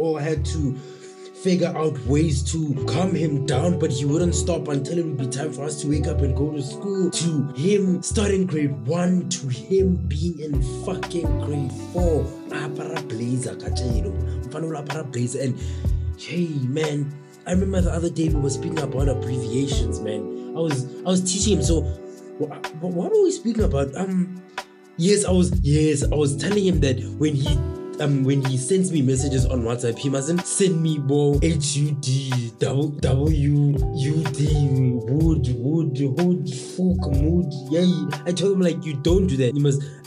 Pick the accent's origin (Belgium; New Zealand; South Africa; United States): South Africa; Tembisa, Gauteng; born and raised in Tembisa